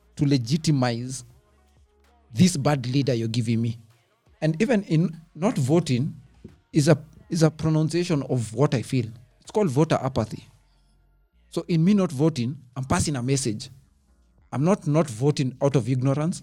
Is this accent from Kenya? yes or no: yes; Kenya; I'm a Kenyan. I pay taxes.